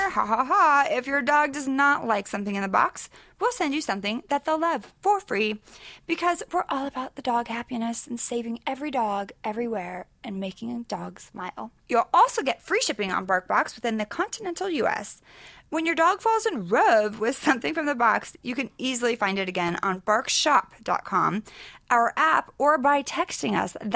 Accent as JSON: {"language": "English", "town": "Sacramento", "region": "California", "country": "United States", "tie": "born or raised there", "moved": "yes", "lives_now": "Los Angeles, United States"}